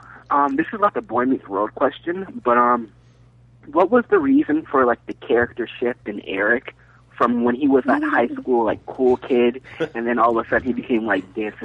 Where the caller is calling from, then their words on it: Timber Pines, Florida, United States; Hey, guys. … from Timber Pines, Florida.